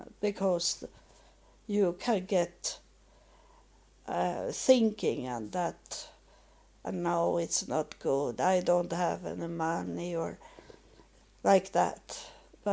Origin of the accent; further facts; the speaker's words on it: Israel; English is a second language; as I come from Israel, I don't have so much money